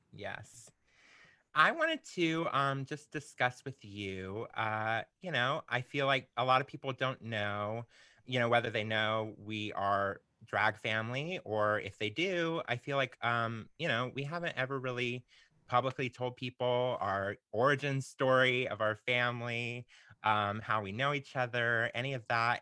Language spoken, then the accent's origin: English; Florida, United States; moved away as an adult; also born or lived in Alabama; I grew up in Florida, but my parents had moved to Alabama